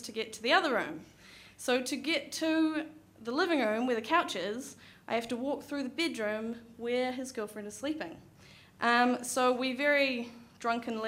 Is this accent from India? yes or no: no; New Zealand; also born or lived in New York; as I was from New Zealand